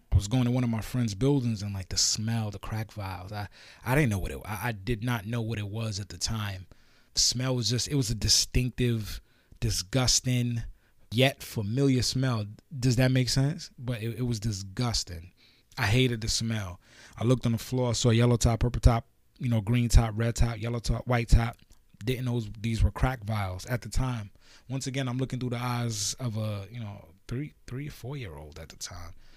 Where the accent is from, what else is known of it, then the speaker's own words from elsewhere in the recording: New York City, New York, United States; also born or lived in Guyana; I'm Guyanese by birth, but I was raised in Brooklyn, New York